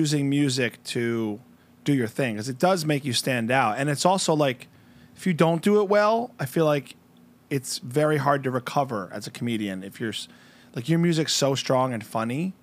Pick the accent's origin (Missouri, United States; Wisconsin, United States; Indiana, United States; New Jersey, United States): New Jersey, United States; moved away; I'm from Jersey.